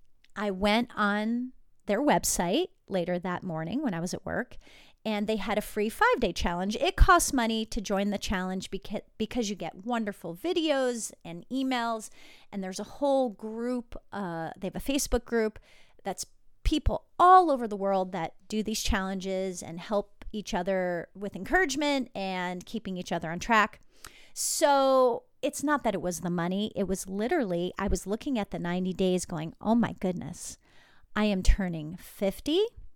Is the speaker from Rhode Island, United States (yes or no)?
no; New Jersey, United States; And I grew up in New Jersey with all my relatives, including my parents, drinking wine, drinking beer, drinking kind of anything.